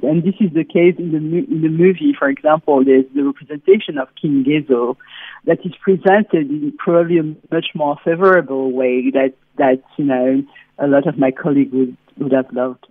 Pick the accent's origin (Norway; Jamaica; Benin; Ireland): Benin; I grew up in Benin uh, in the 80s and 90s